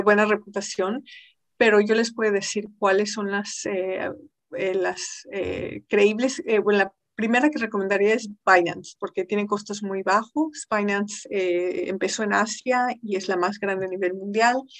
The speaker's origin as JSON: {"language": "Spanish", "country": "Mexico", "said": "Siendo mexicana"}